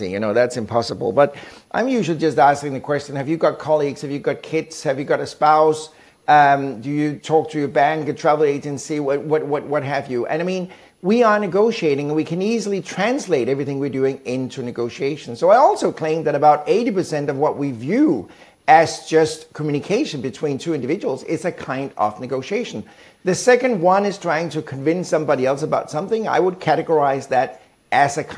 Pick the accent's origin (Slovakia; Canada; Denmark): Denmark; moved away as an adult; also born or lived in Sweden / United Kingdom / Germany; now in United States; I'm from Denmark originally, born and raised in Denmark. I've been living in several countries, Sweden, the UK, Germany, and now the US